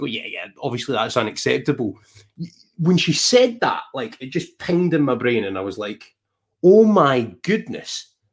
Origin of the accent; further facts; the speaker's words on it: Scotland, United Kingdom; we are Scottish and a Welshie